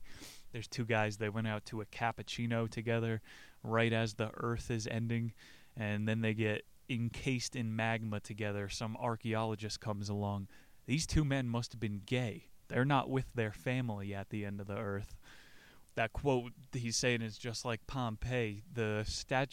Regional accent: outside of New York City, United States; I grew up outside of New York City

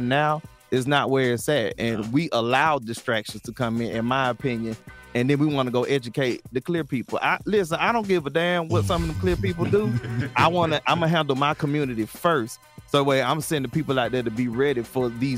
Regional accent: Atlanta, Georgia, United States; where I come from, and I'm from Atlanta

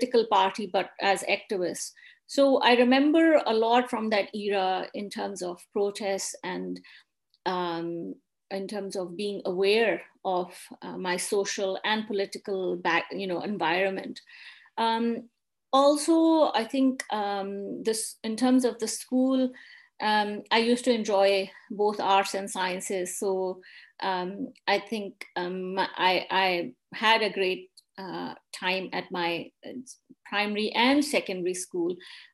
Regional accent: Rawalpindi, Punjab, Pakistan; also born or lived in Islamabad, Pakistan; now in Glasgow, United Kingdom; I grew up in Pakistan in the province of Punjab in city Rawalpindi

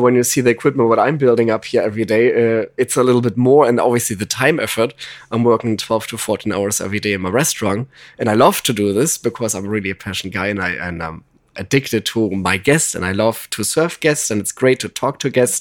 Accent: Germany; accent: German; English is a second language; now in Los Angeles, United States; I'm originally from Germany

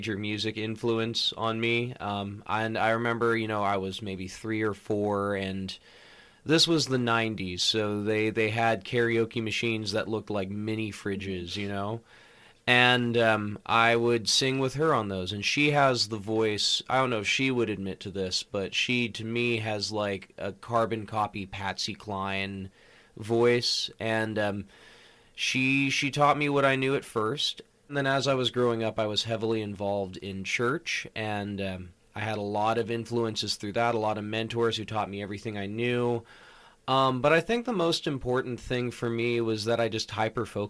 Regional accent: Los Angeles, California, United States; moved away as an adult; now in Santa Barbara, United States; I'm originally from the LA area, specifically in the San Fernando Valley. I'm from the West Hills, Woodland Hills area, closer to Calabasas.

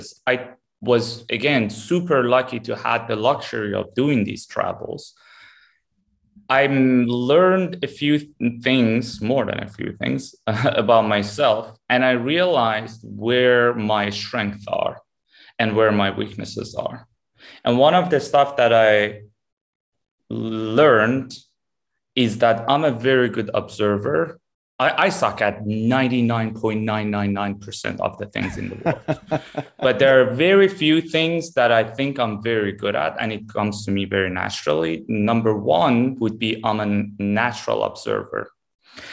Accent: Tehran, Tehran Province, Iran; moved away; also born or lived in Dubai / New York / Miami / Los Angeles; born and raised in Tehran, Iran

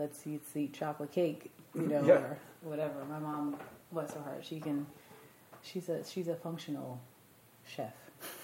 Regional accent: Amityville, New York, United States; I am from New York. I grew up in Amityville, New York, which is on Long Island.

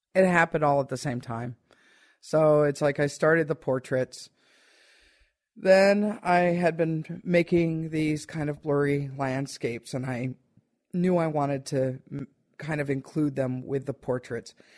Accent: United States; I am very much American-based person

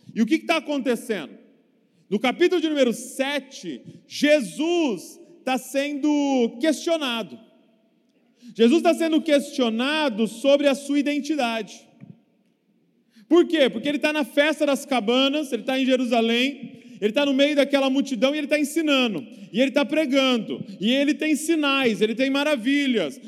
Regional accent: Bragança Paulista, São Paulo, Brazil; sou lá de Bragança Paulista, interior de São Paulo

